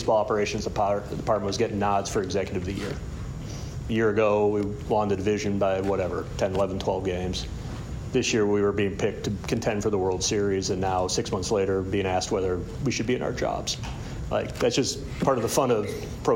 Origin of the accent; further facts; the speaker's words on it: Chicago, Illinois, United States; I'm fortunate enough to be able to do this in my hometown.